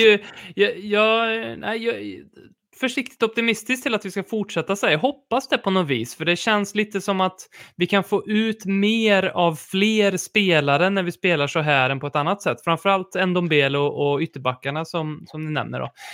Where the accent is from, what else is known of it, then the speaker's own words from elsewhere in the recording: Värmland, Sweden; som vi säger här i Värmland